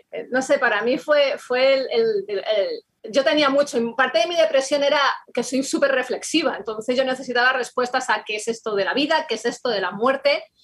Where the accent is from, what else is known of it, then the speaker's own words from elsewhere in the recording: Madrid, Community of Madrid, Spain; bueno, ambos eh, somos de España, somos eh, de Madrid eh, y nos convertimos al Señor el mismo día